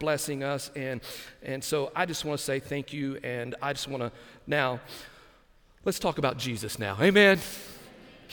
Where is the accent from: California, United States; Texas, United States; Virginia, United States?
Texas, United States; Lamesa; now in Brunswick, Georgia, United States; Growing up in West Texas, my extended family, my aunts, my uncles, my cousins, it was a large family